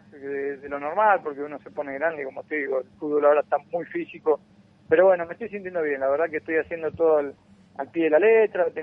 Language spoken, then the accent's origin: Spanish; Argentina; moved away as an adult; now in Chile; soy de Argentina y acá llegué a los 24 años